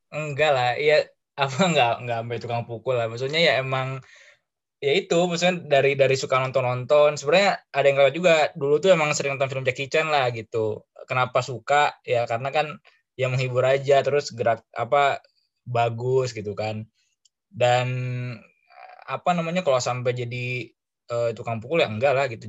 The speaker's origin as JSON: {"language": "Indonesian", "town": "Bandung", "region": "West Java", "country": "Indonesia", "said": "gua dari Bandung"}